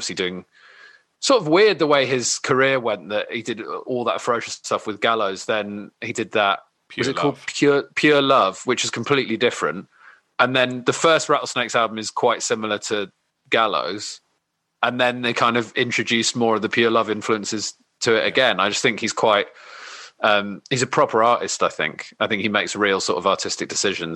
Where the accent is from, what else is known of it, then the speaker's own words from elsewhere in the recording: London, United Kingdom; I grew up in London